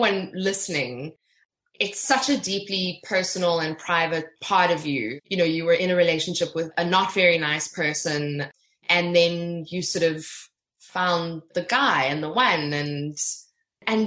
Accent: Johannesburg, Gauteng, South Africa; I'm not from Cape Town, I'm from Joburg, but I'm very familiar with Cape Town

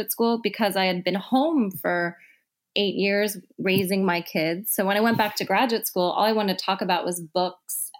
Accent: Midwest, United States; now in San Francisco, United States; I'm from the Midwest

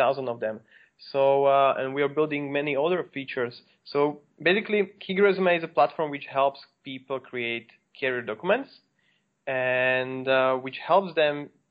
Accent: Slovakia; I'm from Slovakia, and basically I'm now in Bratislava, which is the capital of Slovakia.

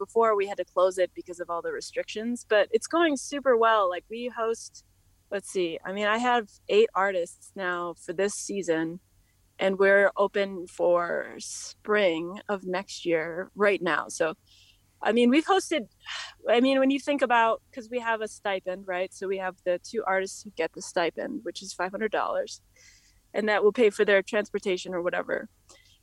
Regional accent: United States; as an American, I was raised in a somewhat comfortable environment

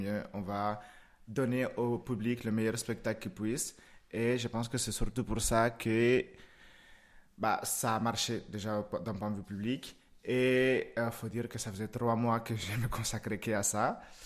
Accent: Moca, Espaillat, Dominican Republic; also born or lived in Santiago, Dominican Republic; now in Lyon, France; je suis né à Santiago, donc en fait c'est une, c'est une petite province un petit peu en haut. j'ai grandi à Moca, c'est un tout petit village

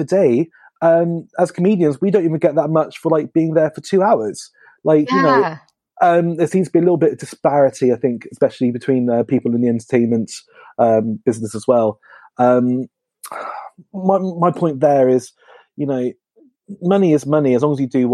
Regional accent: Northamptonshire, East Midlands, United Kingdom; now in London, United Kingdom; I'm from Northamptonshire, which is famous in Northamptonshire, but should be for England for having the best shoes.

